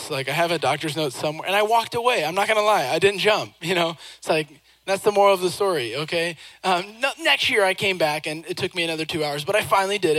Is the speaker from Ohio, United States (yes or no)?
no; Seattle, Washington, United States; I grew up in Seattle, Washington